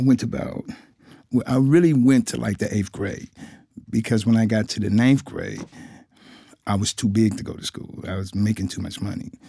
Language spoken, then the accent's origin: English; Cincinnati, Ohio, United States; I'm from Cincinnati, Ohio. I was born and raised there